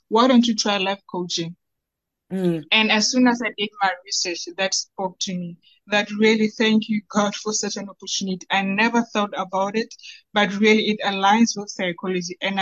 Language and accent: English; Bloemfontein, Free State, South Africa; So I'm from Bloemfontein, born and bred in Bloemfontein.